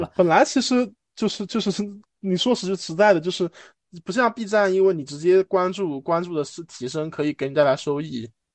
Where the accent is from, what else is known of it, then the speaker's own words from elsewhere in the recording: Shanghai, China; 上海的当时在一个比较国际化的，我父亲当时在那种比较国际化的那种单位，可能担任一些职位吧